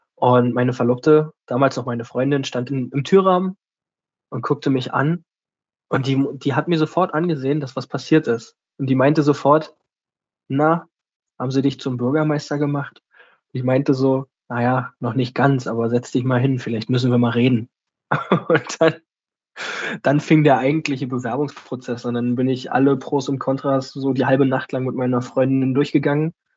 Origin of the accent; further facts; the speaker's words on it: Germany; also born or lived in Berlin; erstmal bin ich ein Kind der Stadt